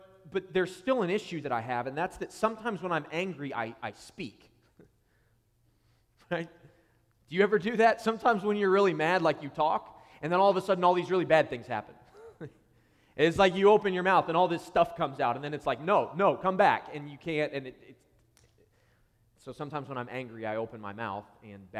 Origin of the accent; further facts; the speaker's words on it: Columbus, Ohio, United States; moved away as an adult; now in Columbus, United States; I am recently a church planter to Columbus, Ohio, which is my hometown. It's where I grew up.